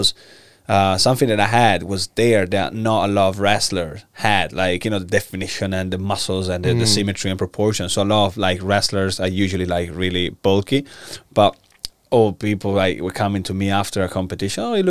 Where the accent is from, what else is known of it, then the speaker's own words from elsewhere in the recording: Italy; English is a second language; moved away as an adult; So I'm Italian. I was born in Italy. I'm 29 now, so I was born in 1992